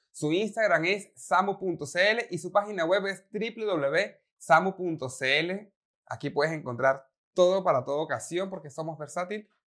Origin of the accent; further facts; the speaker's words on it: Venezuela; yo, soy, el venezolano que ha sido criado a punta arepa.